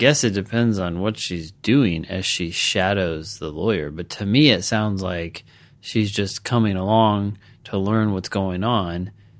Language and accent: English; Louisiana, United States; I grew up in Louisiana and have had to explain this before.